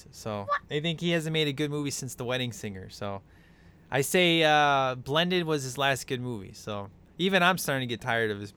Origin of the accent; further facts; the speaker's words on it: Chicago, Illinois, United States; because as you know, I'm from Chicago.